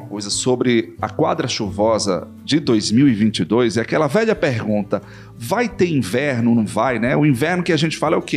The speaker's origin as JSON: {"language": "Portuguese", "region": "Sertão", "country": "Brazil", "also_born_or_lived": "Mossoró", "said": "como sertanejo, né, quem mora no sertão, nessa região do semiárido"}